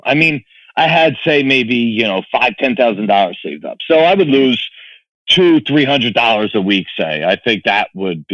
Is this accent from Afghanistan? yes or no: no; New Jersey, United States; also born or lived in South Philadelphia, Pennsylvania; I was born in South Philly. So all of my schooling was done in South Jersey. We moved right over the bridge in South Jersey